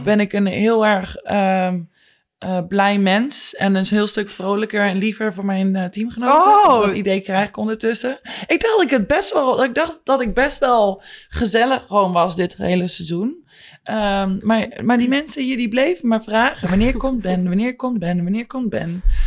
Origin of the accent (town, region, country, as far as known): Netherlands; born or raised there; moved away